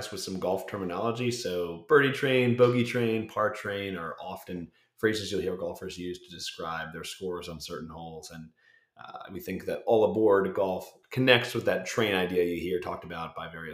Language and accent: English; Bethlehem, Pennsylvania, United States; I grew up in Bethlehem, Pennsylvania